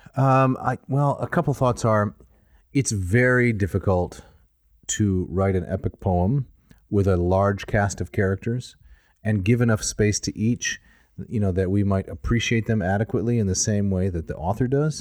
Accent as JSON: {"language": "English", "region": "Midwest", "country": "United States", "tie": "born or raised there", "said": "I was raised in the Midwest"}